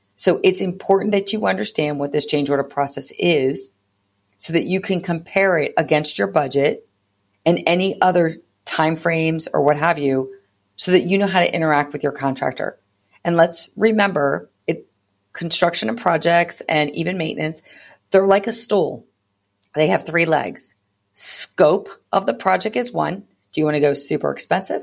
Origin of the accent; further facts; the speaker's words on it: East Coast, United States; now in California, United States; I am a, not originally from California. I am originally from the East Coast